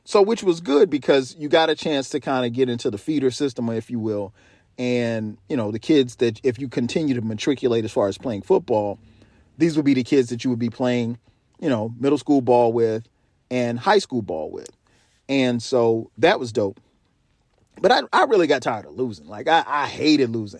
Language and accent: English; South Carolina, United States; moved away; I grew up in South Carolina, so our falls are beautiful